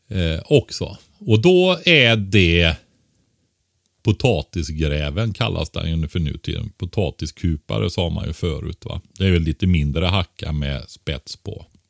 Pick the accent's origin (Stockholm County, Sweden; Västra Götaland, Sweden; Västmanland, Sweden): Västra Götaland, Sweden; Västergötland; Västergötland där jag kommer från.